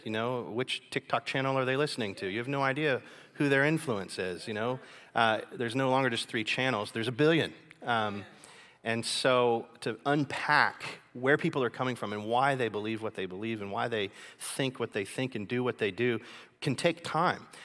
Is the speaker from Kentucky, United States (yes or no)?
yes; Kentucky, United States; moved away as an adult; now in China; I'm from Kentucky